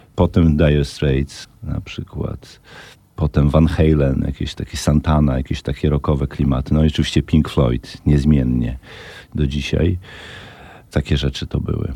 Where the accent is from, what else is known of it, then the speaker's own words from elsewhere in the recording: Brańsk, Podlaskie Voivodeship, Poland; moved away as an adult; also born or lived in Ciechanowiec; now in Warsaw, Poland; Mieszkałem w Brańsku mhm. przez całe 15 lat, do momentu, kiedy się właśnie wyprowadziłem do Ciechanowca.